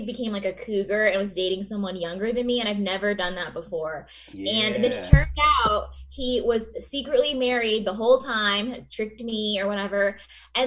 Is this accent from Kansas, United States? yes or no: yes; Coffeyville, Kansas, United States; also born or lived in Wichita, Kansas; now in Los Angeles, United States; I'm from this town called Coffeyville, Kansas